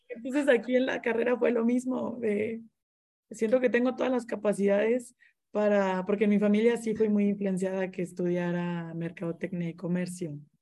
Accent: Monterrey, Nuevo León, Mexico; yo soy de Monterrey

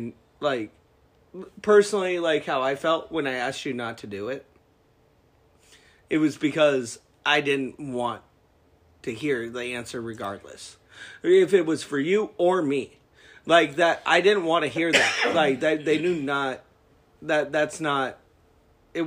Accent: Alaska, United States; now in Spokane, United States; I grew up in Alaska.

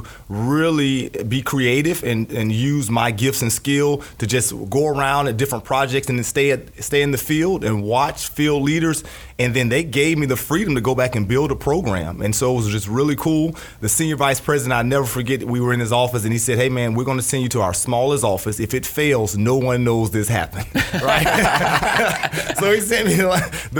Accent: Jacksonville, Florida, United States; born and raised in Jacksonville, Florida

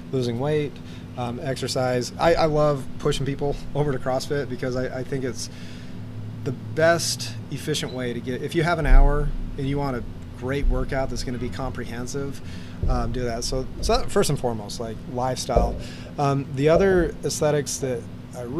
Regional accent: Arizona, United States; I grew up in Arizona

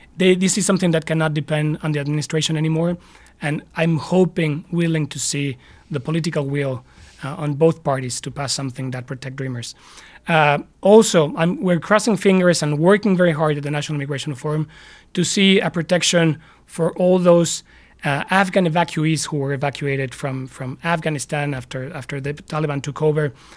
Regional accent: Mexico City, Mexico; now in United States; while I was in Mexico City, my, my hometown

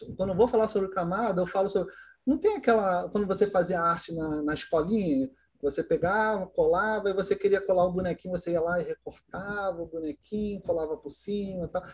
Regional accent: Duque de Caxias, Rio de Janeiro, Brazil; eu sou de Caxias, no Rio de Janeiro

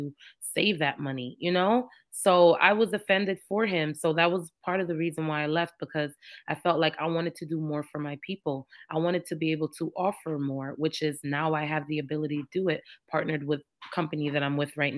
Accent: New York, United States; moved away as an adult; also born or lived in Jamaica; now in Georgia, United States; I'm Jamaican. I was born in Jamaica, but I was raised in New York since I was 4 and back and forth between the islands and in New York

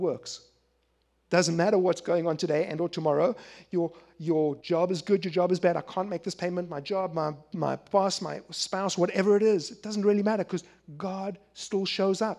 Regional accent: Philadelphia, Pennsylvania, United States; I'm from Philadelphia.

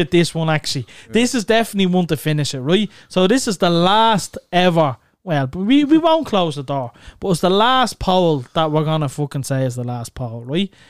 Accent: Dublin, Leinster, Ireland; we're from Clondalkin and we're from Neilstown in Clondalkin.

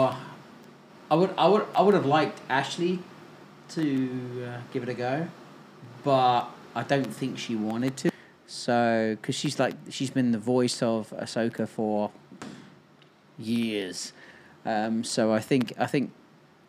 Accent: Portsmouth, South East England, United Kingdom; I was from Portsmouth

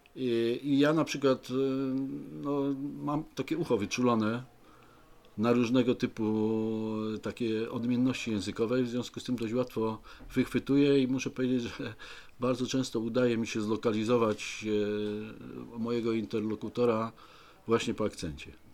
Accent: Poznań, Greater Poland, Poland

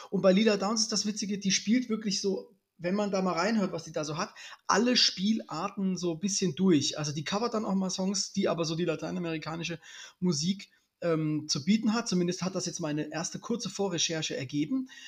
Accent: Lippstadt, North Rhine-Westphalia, Germany; also born or lived in Dresden; bin ja gebürtiger Dresdner, bin {S1} dann also, aber noch. Also vor, vorgestern, {S0} ja? Genau, bin aber noch in, in Lippstadt, äh, Nordr in Nordrhein-Westfalen, Ostwestfalen, Lippstadt aufgewachsen.

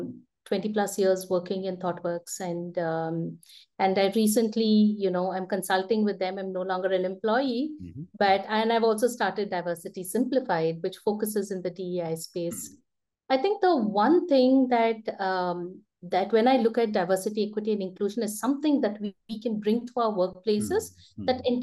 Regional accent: India; growing up in India in the 80s and 90s

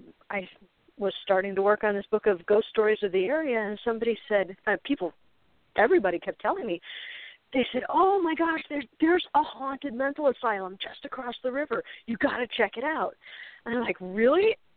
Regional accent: Chicago, Illinois, United States; now in central Illinois, United States; I didn't grow up in this area. I grew up in the Chicago suburbs

